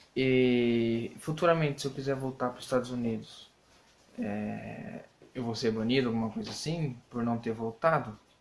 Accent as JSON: {"language": "Portuguese", "town": "Assis", "region": "São Paulo", "country": "Brazil", "said": "eu sou de Assis, São Paulo"}